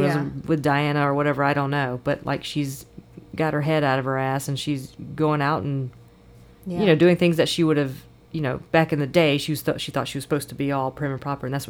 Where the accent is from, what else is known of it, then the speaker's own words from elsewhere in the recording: United States; I'm American